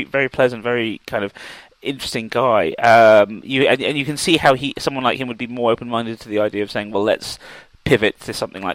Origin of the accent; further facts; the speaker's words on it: England, United Kingdom; growing up in England